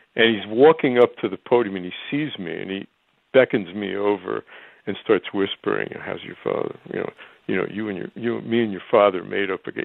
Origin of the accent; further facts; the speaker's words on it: Elmwood Park, New Jersey, United States; growing up in New Jersey